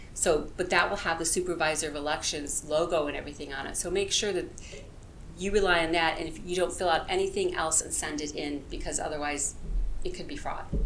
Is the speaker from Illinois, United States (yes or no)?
yes; farm area of Illinois, United States; moved away; I was born in the Midwest. Um, I grew up in the farm area of Illinois